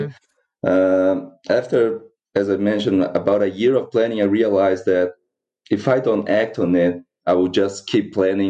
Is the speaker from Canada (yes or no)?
no; Brazil; moved away as an adult; now in New Zealand; I was born in Brazil